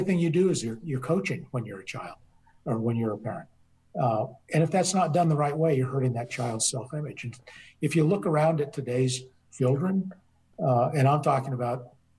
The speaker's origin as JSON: {"language": "English", "region": "Colorado", "country": "United States", "also_born_or_lived": "the South (US)", "moved": "yes", "lives_now": "the South, United States", "said": "I'm from Colorado, but I've been here in the South now 26 years."}